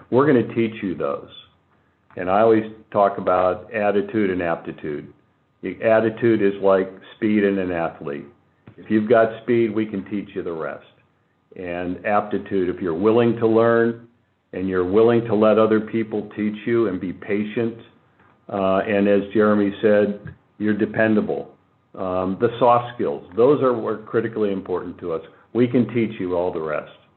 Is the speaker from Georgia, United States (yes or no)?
no; Boardman, Ohio, United States; moved away as an adult; I grew up in the Valley. I went to Boardman High School a long time ago, uh, left the area and returned about five years ago